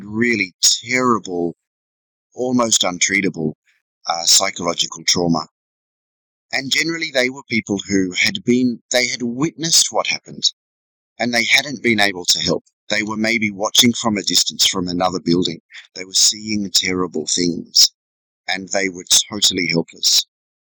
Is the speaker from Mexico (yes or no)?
no; Sydney, New South Wales, Australia; moved away as an adult; also born or lived in Inverell, New South Wales; now in Vietnam; I was born in Sydney and my parents were factory workers. When I was about 12, we left the city and moved to a tiny farm, you know, 130 acres of rock and mountain south of Inverell in northern New South Wales